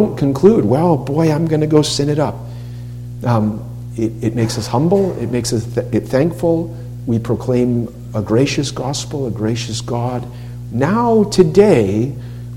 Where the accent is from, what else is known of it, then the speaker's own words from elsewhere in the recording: Massachusetts, United States; When I grew up in Massachusetts